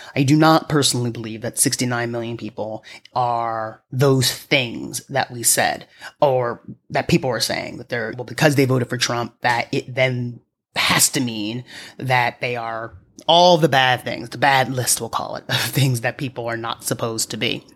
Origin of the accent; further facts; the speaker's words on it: New York, United States; someone like myself as a New Yorker